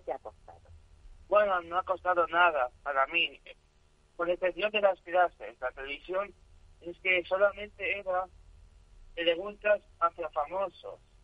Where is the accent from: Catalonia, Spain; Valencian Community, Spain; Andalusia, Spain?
Andalusia, Spain; El Puerto de Santa María; yo no soy sevillano, soy gaditano.